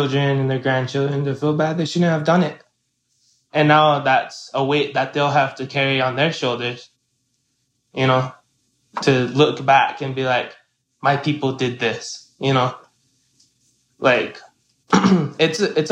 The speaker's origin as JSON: {"language": "English", "town": "Kyle", "region": "South Dakota", "country": "United States", "said": "I am from Kyle, South Dakota, which is on the Ogallala Sioux Reservation"}